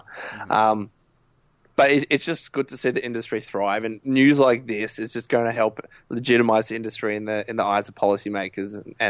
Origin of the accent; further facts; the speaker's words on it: Australia; I'm really happy about it in my home country.